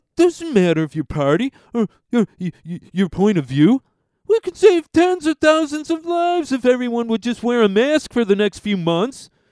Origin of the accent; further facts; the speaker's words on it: United States; We as American citizens